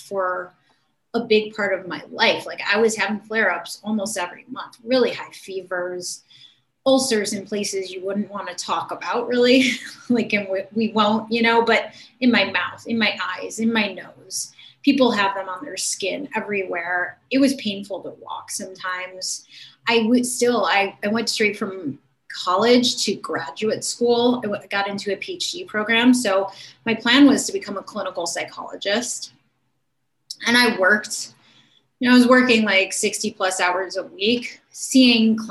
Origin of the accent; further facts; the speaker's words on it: Cleveland, Ohio, United States; in my hometown. And back then in Cleveland, Ohio